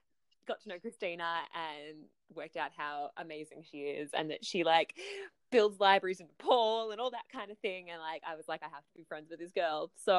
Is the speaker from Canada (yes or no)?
no; south of Melbourne, Victoria, Australia; moved away as an adult; now in Canberra, Australia; I'm originally from kind of south of Melbourne, but I've spent the last few years studying in Canberra.